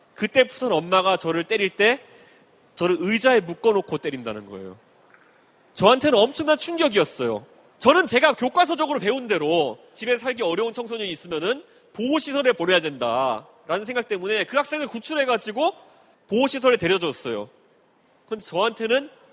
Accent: Seoul, South Korea; also born or lived in United States; 제가 노원구 상계동에서 어릴 때 살았던

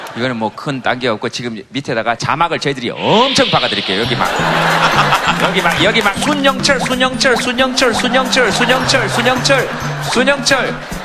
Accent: Daegu, South Korea; moved away

